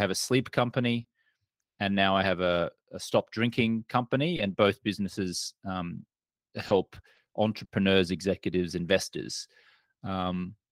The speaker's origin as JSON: {"language": "English", "town": "Brisbane", "region": "Queensland", "country": "Australia", "tie": "born or raised there", "also_born_or_lived": "Austin, Texas", "moved": "as an adult", "lives_now": "United States", "said": "I grew up in a place called Brisbane on the east coast of Australia. And I moved to the US 20 years ago"}